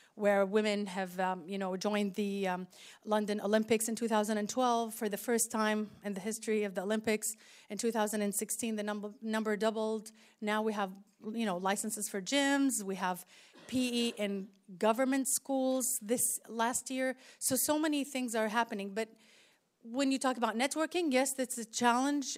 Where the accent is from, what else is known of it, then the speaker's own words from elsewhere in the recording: Saudi Arabia; I'm from Saudi Arabia